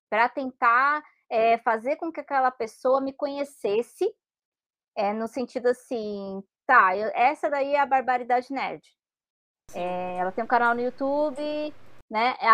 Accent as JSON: {"language": "Portuguese", "country": "Brazil", "said": "a gente é brasileira"}